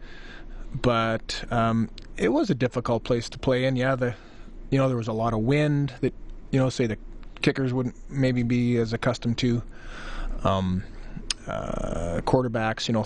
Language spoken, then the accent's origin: English; Saskatoon, Saskatchewan, Canada; moved away as an adult; growing up in Saskatoon like I did